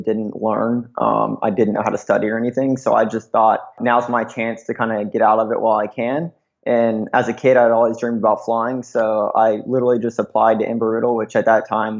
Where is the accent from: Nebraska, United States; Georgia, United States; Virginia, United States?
Georgia, United States; Atlanta; moved away as an adult; now in Santa Monica, United States; I'm actually originally from Atlanta, Georgia, or right north of it. I spent most of my childhood, kind of teenager years there